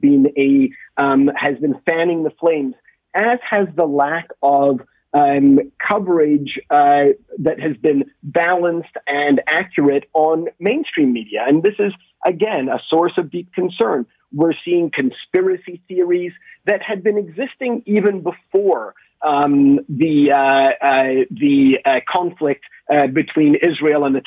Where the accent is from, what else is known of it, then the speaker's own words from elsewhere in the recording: Canada; as a Canadian Jew